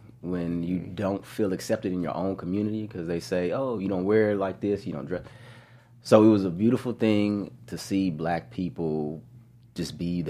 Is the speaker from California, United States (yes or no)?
yes; Corona, California, United States; also born or lived in New Orleans; Being here, I'm from the Inland Empire. In Corona